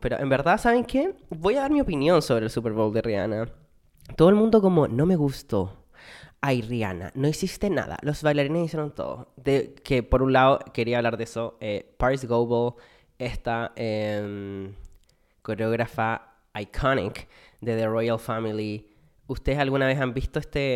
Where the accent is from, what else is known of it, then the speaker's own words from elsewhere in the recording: Chile; moved away as an adult; como buena chilena, weona que extraña su país y su cultura